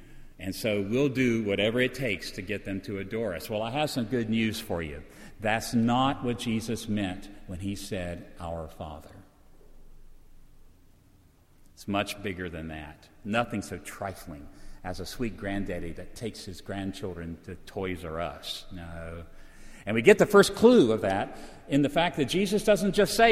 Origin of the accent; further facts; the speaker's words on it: Virginia, United States; I come from Virginia